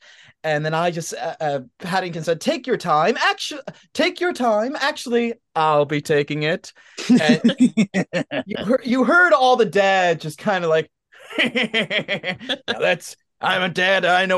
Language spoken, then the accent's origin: English; New York, United States; I'm a New Yorker and an actor